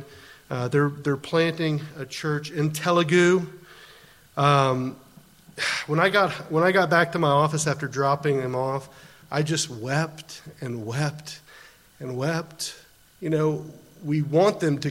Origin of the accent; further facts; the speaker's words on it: United States; moved away as an adult; now in Netherlands; I'm an American